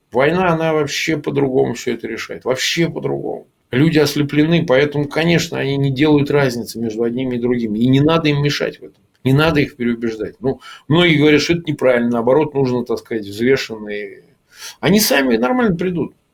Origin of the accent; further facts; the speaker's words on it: Russia; Ну, во-первых, я как россиянин вообще не считаю, нужно вмешиваться ни в какие выяснения.